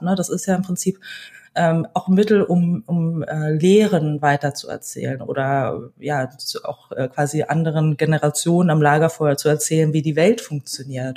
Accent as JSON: {"language": "German", "region": "Berlin", "country": "Germany", "tie": "born or raised there", "said": "ich wurde in Berlin geboren, ähm, bin vor allen Dingen als Kind einer alleinerziehenden Mutter groß geworden"}